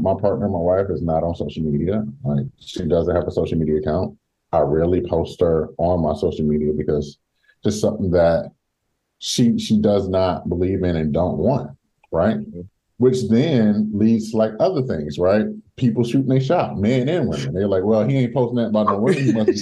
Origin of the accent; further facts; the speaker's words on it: Detroit, Michigan, United States; I'm originally from Detroit